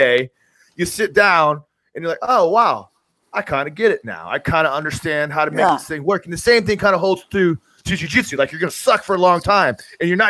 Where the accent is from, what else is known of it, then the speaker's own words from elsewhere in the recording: Tampa, Florida, United States; I grew up in Tampa